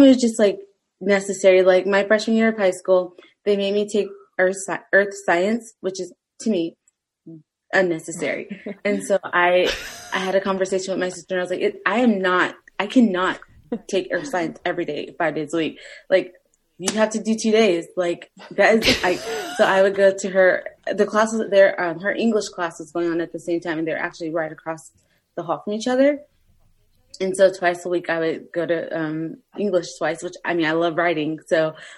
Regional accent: Southern Arizona, United States; moved away; also born or lived in Spain; I'm from Arizona, Southern Arizona.

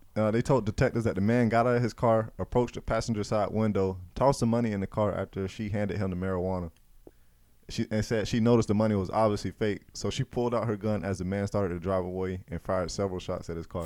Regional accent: Gainesville, Florida, United States; this is my hometown

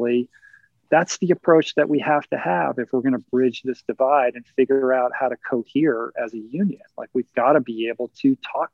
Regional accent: Washington, District of Columbia, United States; I grew up in Washington, D.C. I grew up surrounded by politics and politicians

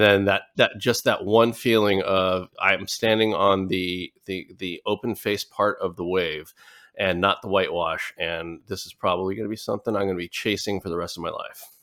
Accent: Hauula, Hawaii, United States; also born or lived in Newport Beach, California; I'm from the island of Oahu, um, in the, you know, the island chain of, of Hawaii and from the northeast side. So, uh, Haula

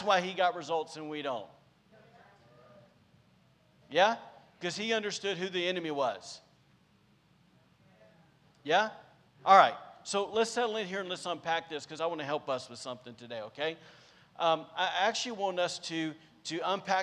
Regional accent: Podunk, Alabama, United States; now in Rockport, United States; I'm from Podunk, Alabama

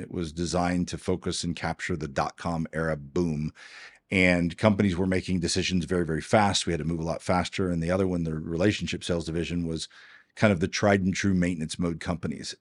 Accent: Houston, Texas, United States; also born or lived in Georgetown, Texas; now in Dripping Springs, United States; I grew up in Houston, Texas

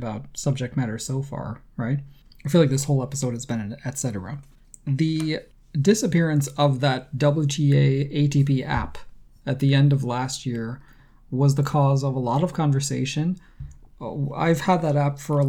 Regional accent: United States; as an American, I have to own that this is, you know, this is the image that my country puts out to the world

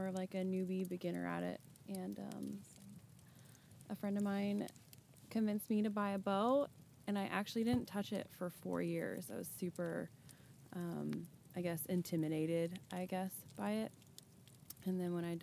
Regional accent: Independence, United States; I am from Independence

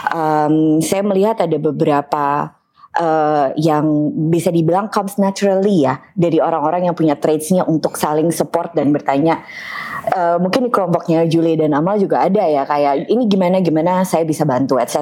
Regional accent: Yogyakarta, Special Region of Yogyakarta, Indonesia; now in Bali, Indonesia; uh, saya …, aslinya dari Jogja, tapi lama tinggal di Bali.

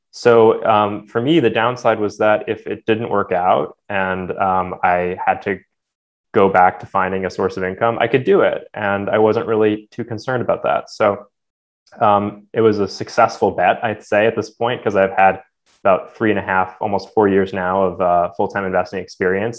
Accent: New Jersey, United States; I grew up in New Jersey

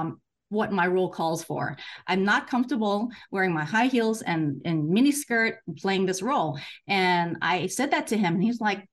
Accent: San Francisco, California, United States; moved away as an adult; also born or lived in Hong Kong; now in Hawaii, United States; I grew up in San Francisco

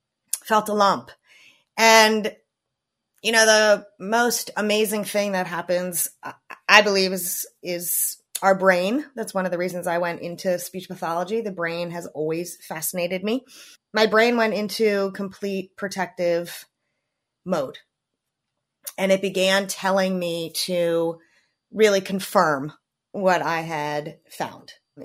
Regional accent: Maryland, United States; I grew up in Maryland, which I am still currently living in.

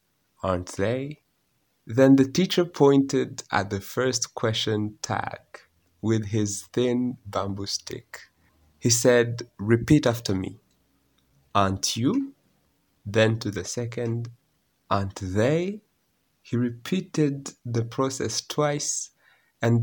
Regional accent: Rwanda; accent: Rwandan; English is a second language; I am Rwandan, and I am proud of my accent.

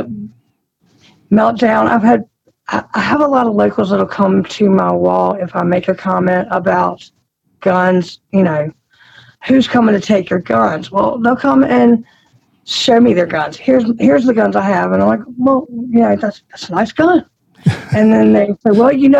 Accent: Roanoke, Virginia, United States; I grew up in Roanoke. So I grew up in Roanoke City, and I'm a city girl at heart

